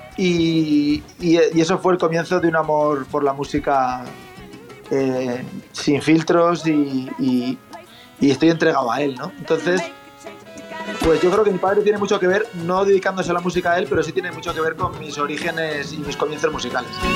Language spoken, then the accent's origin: Spanish; Spain; also born or lived in Boston; percusionista español